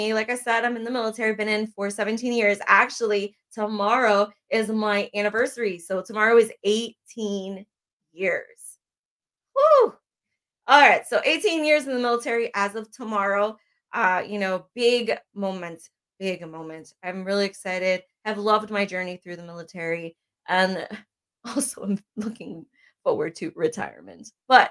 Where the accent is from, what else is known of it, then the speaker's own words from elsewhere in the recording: Bethlehem, Pennsylvania, United States; now in New Cumberland, United States; I am originally from Bethlehem, Pennsylvania. I'm currently here in New Cumberland, Pennsylvania